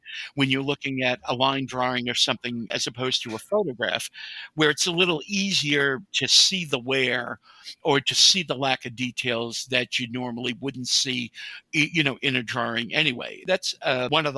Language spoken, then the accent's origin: English; New England, United States; moved away; I was originally from New England